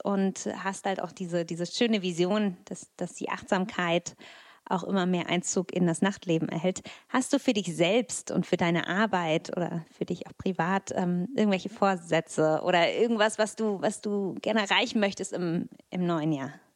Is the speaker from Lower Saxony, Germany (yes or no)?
no; Berlin, Germany; wir sind Berliner